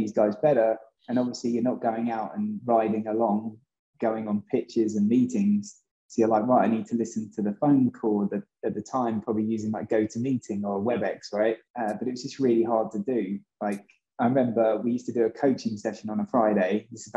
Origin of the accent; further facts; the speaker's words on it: England, United Kingdom; moved away as an adult; also born or lived in Boston; being English myself